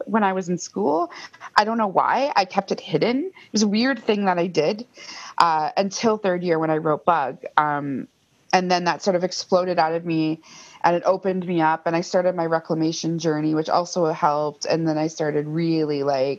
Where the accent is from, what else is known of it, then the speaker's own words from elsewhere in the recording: Fort William First Nation, Ontario, Canada; moved away as an adult; also born or lived in Thunder Bay; now in Toronto, Canada; I'm originally from Fort William First Nation, which is Superior Robinson Treaty territory